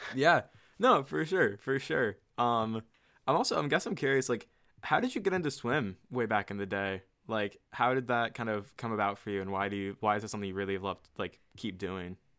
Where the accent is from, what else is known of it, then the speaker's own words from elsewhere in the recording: Virginia, United States; the Virginia area where we kinda grew up